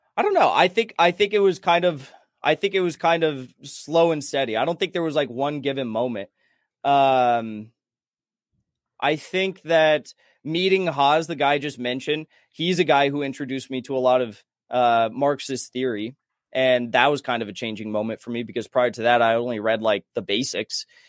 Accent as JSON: {"language": "English", "town": "San Clemente", "region": "California", "country": "United States", "tie": "born or raised there", "moved": "as an adult", "lives_now": "Los Angeles, United States", "said": "I grew up in San Clemente, California. I lived there till I was, like, twenty, twenty-one"}